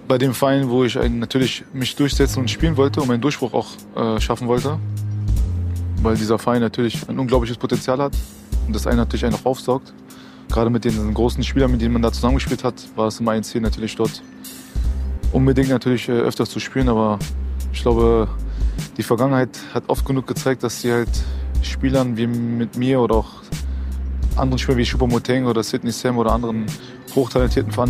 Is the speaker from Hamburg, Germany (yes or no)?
no; Berlin, Germany; dieser Traum als Berliner Junge, als Herr Hertaner, als, als jemand, der halt dort selber Ballholer war, als Bundesligaspieler zu machen.